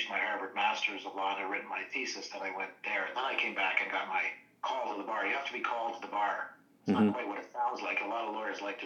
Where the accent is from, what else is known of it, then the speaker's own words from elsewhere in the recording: Kitchener, Ontario, Canada; moved away; We come from the old Berlin area, so that's the Germanic area.